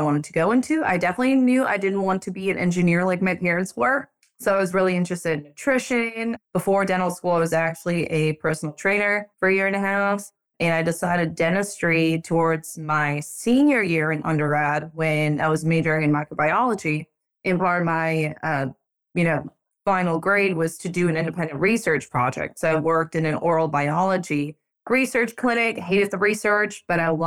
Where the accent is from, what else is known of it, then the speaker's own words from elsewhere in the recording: Boston, Massachusetts, United States; also born or lived in Europe; now in Pinehurst, United States; I was born in Europe. Moved to the States when I was 9, grew up in the Boston, Massachusetts area